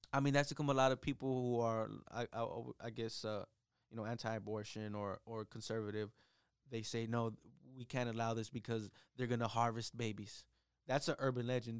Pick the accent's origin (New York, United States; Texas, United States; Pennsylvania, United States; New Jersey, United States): Texas, United States; Mission; I grew up over in Mission